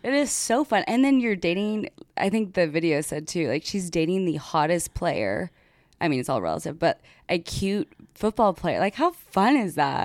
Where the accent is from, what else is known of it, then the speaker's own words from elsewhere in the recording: United States; I'm American